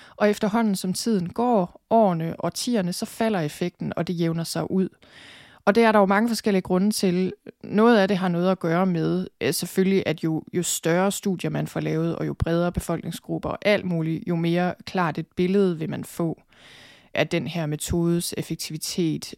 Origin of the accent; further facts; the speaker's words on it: Denmark; den måde, vi har det på som danskere